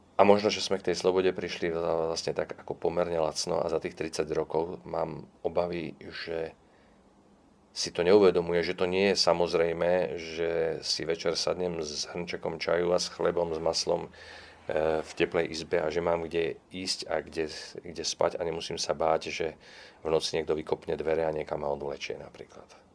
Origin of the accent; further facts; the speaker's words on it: Bratislava, Bratislava Region, Slovakia; first language Czech; Ja som sa narodil v Bratislave, pretože môj otec tam